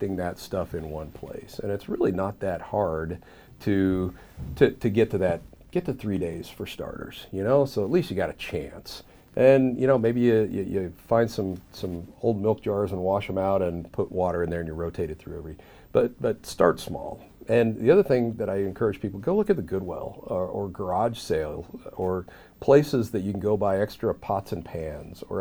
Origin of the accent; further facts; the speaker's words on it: Southeast, United States; Growing up in the Southeast